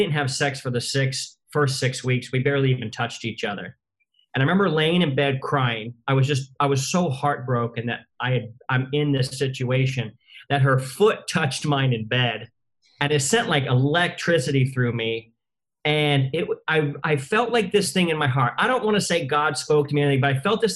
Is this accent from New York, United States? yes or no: no; Southern California, United States; I'm from Southern California